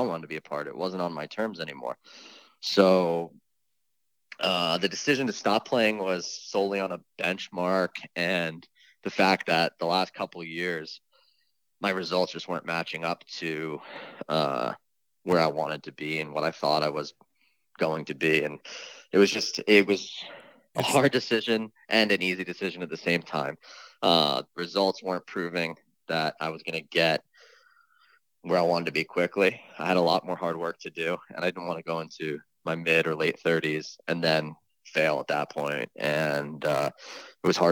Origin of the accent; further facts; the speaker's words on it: New York area, United States; also born or lived in Easton, Connecticut; I grew up in the New York area